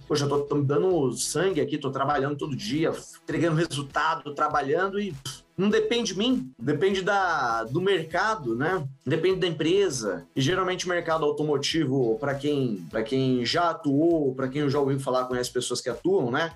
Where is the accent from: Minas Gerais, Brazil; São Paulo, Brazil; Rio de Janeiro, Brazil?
São Paulo, Brazil; Eu sou de São Paulo, né? Eu venho ali da, da zona leste de São Paulo, do, do São Mateus